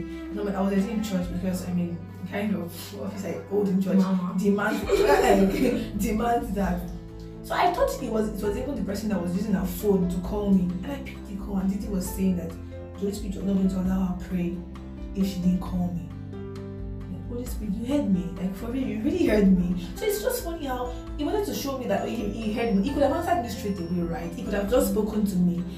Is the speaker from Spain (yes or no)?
no; Nigeria; I'm from Nigeria